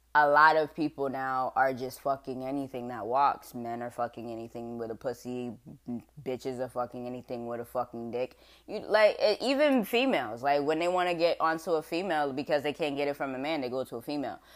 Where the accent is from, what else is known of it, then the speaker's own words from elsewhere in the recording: West Palm Beach, Florida, United States; accent: southern; now in Rhode Island, United States; because I'm southern, okay? I was born in West Palm Beach, Florida